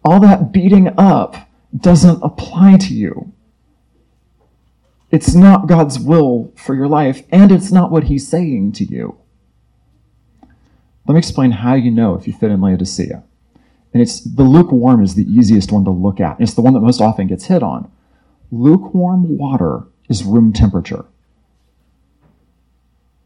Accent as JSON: {"language": "English", "region": "Florida", "country": "United States", "said": "I'm from Florida where it's even worse"}